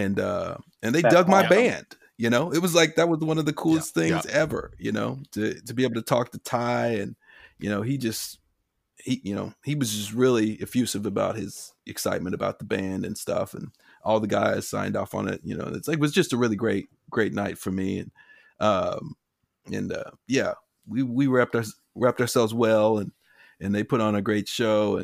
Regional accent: Kansas City, United States; I'm from Kansas City

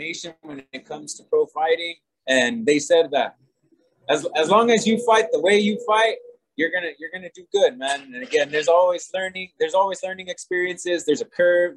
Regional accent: Santa Fe, New Mexico, United States; I am from Santa Fe

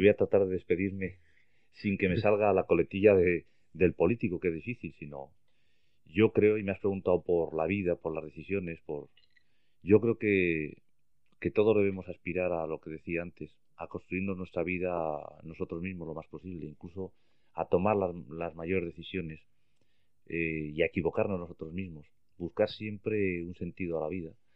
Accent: Logroño, La Rioja, Spain; moved away as an adult; also born or lived in Madrid; Yo nací en Bretón de los Herreros 12

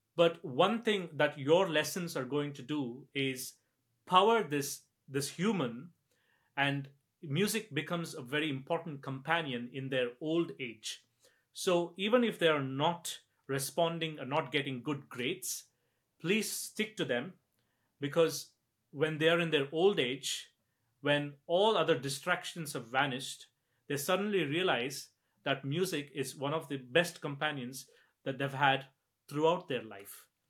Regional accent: India; now in Scotland, United Kingdom; I'm from India

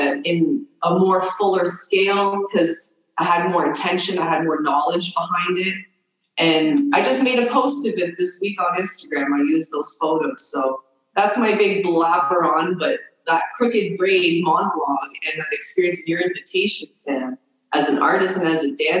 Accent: Toronto, Ontario, Canada; moved away as an adult; also born or lived in Nova Scotia / Kitigan Zibi reserve near Ottawa; now in Algonquin reserve near Ottawa, Canada; I grew up in Toronto most of my life. I lived there for 18 years

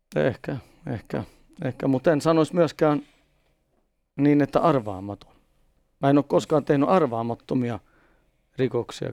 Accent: Stockholm, Stockholm County, Sweden; first language Swedish; Finnish is a second language; Juvruussa, mistä mäkin olen syntynyt ja kasvanut Etelä-Tukholmassa.

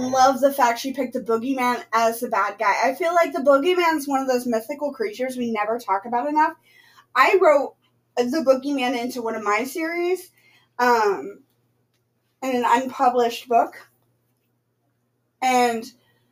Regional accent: United States; we're American

